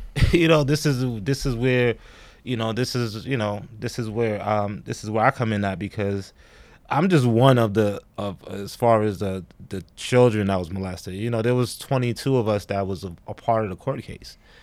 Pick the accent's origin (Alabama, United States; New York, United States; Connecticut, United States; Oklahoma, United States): New York, United States; New York City; also born or lived in Georgia; I'm from Brooklyn. I'm from New York. Originally from New York. I'm from Bushwick area